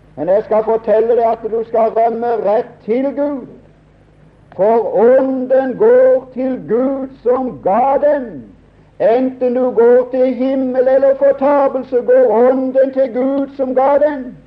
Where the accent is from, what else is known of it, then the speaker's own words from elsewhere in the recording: Norway; Jeg er nordmann. Jeg er glad for å være det